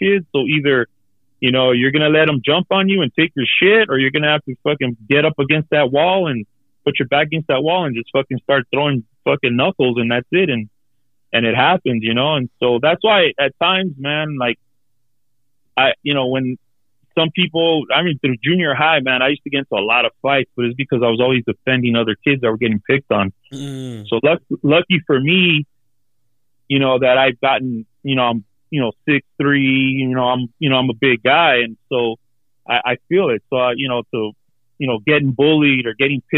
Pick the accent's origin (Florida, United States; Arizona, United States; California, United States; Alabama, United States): California, United States; Los Angeles; also born or lived in Elysian Valley (Frogtown), Los Angeles; we grew up in East